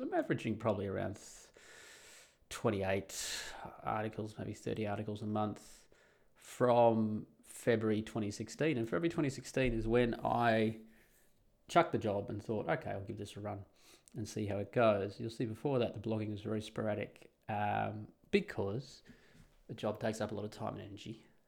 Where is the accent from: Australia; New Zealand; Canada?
Australia; moved away as an adult; now in Netherlands; I can never be a Dutchie, of course, I am an Australian